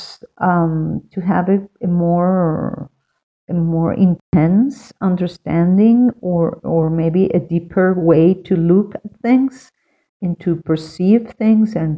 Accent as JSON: {"language": "English", "town": "Caracas", "region": "Capital District", "country": "Venezuela", "tie": "born or raised there", "moved": "as an adult", "lives_now": "Quito, Ecuador", "said": "I am from Caracas, Venezuela, and I have been living for 7 years now in Quito, Ecuador."}